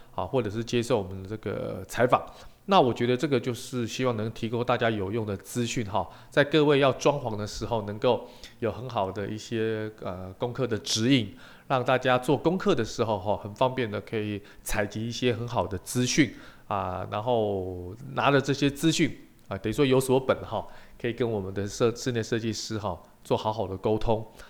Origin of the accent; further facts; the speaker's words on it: Taiwan; 我们台湾人很喜欢泡茶